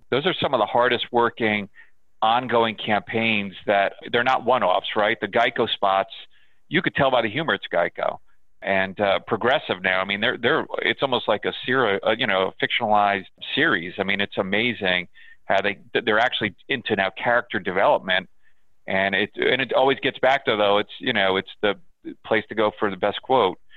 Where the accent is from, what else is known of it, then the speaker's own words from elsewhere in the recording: New York, United States; Uh, I'm a New Yorker. I'm a ah.